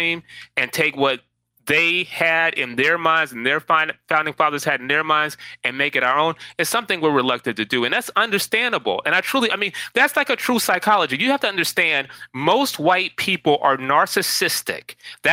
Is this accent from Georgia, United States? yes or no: yes; Atlanta, Georgia, United States; now in New York, United States; I am from Atlanta, born and raised. I will always be from Atlanta.